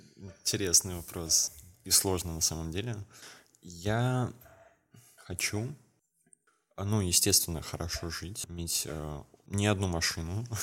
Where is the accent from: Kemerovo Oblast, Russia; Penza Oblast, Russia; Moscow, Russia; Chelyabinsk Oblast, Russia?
Kemerovo Oblast, Russia; из, э, области, где я, откуда я родом, из Кемеровской области